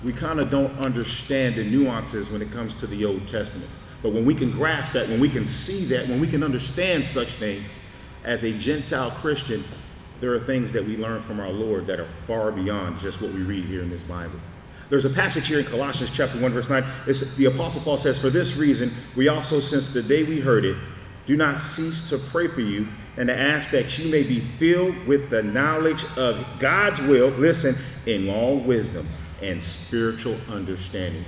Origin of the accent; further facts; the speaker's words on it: San Antonio, Texas, United States; I'm from San Antonio, Texas.